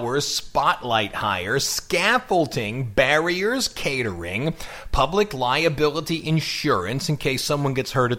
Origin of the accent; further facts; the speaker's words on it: Ohio, United States; accent: Ohio; my Ohio accent